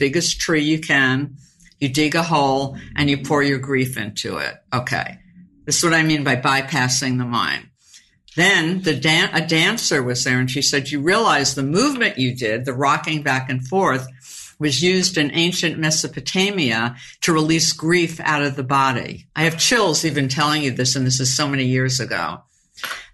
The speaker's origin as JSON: {"language": "English", "region": "New York", "country": "United States", "said": "I'm from New York"}